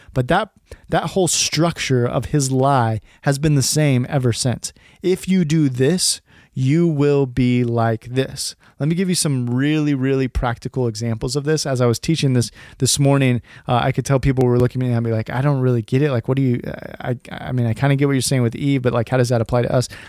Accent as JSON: {"language": "English", "region": "California", "country": "United States", "tie": "born or raised there", "said": "I was actually born and raised in California"}